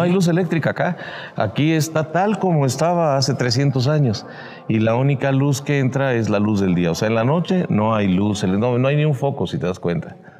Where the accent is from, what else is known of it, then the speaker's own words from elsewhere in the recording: Puebla, Mexico; como poblanos podemos disfrutar